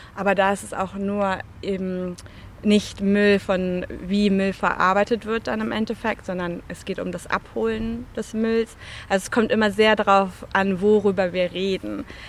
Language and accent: German; Germany; now in London, United Kingdom; Ich bin natürlich auch Deutsche, hört man mir wahrscheinlich auch an.